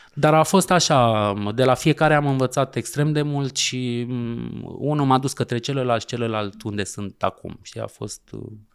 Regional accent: Romania; moved away as an adult; also born or lived in France; noi, ca români

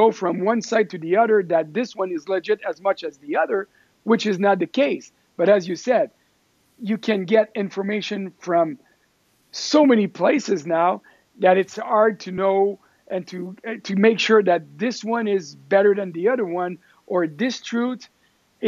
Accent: Quebec City, Quebec, Canada; also born or lived in Stockholm, Sweden / Montreal; I was born in Quebec City

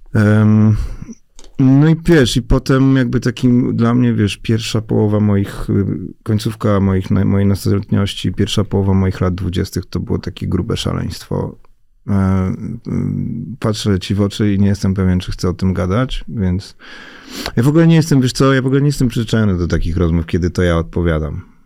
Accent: Warsaw, Masovian Voivodeship, Poland; ja się wychowałem na woli

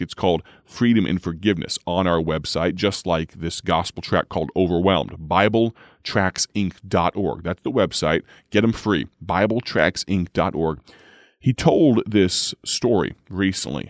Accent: United States; I'm telling that account from the, uh, from the perspective of an American

